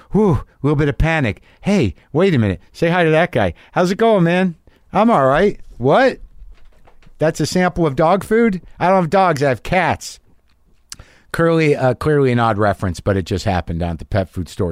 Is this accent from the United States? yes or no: yes; New Mexico, United States; I grew up in New Mexico